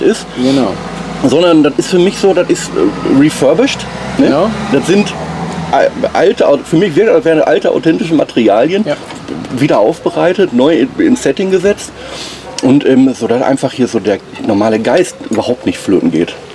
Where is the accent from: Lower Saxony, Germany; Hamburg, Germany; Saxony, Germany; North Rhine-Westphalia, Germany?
North Rhine-Westphalia, Germany; Oberhausen; ich bin im Oberhausen am Norden aufgewachsen.